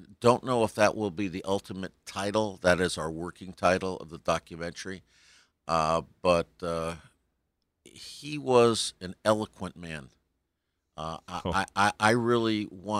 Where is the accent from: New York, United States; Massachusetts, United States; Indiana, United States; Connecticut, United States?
Connecticut, United States; New Haven; moved away as an adult; now in Colorado, United States; I'm from New Haven originally, New Haven, Connecticut